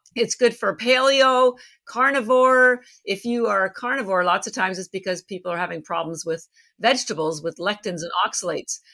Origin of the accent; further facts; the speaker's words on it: Canada; moved away as an adult; now in Boston, United States; I live in Boston. I've been here 33 years, although I'm relocating soon to Miami, so I'll be joining the folks in Florida soon, at least part time. But I'm actually Canadian